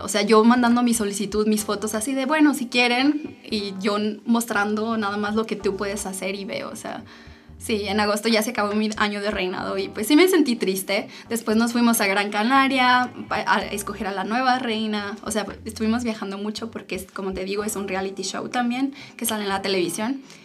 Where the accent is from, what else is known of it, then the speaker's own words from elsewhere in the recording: Aguascalientes, Mexico; moved away as an adult; now in Germany; soy orgullosamente hidrocálida y vivo desde hace ocho años en Alemania. Yo terminando la prepa decidí construir una nueva vida